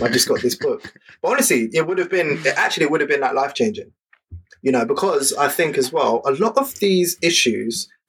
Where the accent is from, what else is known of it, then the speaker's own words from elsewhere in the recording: London, United Kingdom; growing up in London in the 90s